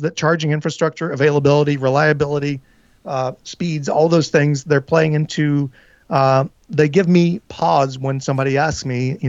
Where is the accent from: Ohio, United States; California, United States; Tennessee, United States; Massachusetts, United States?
Tennessee, United States; I do love Nashville. It's in my home state of Tennessee.